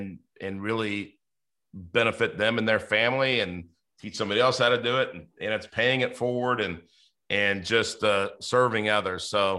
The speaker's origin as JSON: {"language": "English", "town": "Inglewood", "region": "California", "country": "United States", "tie": "born or raised there", "said": "I grew up in Inglewood"}